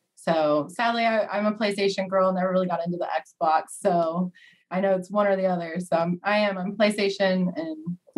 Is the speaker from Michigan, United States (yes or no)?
no; Oklahoma, United States; also born or lived in Missouri; I'm from Oklahoma. I went to school in Missouri, graduated sports management degree. I now work for Special Olympics Oklahoma, and I love it. So this is kind of where I reside in Oklahoma.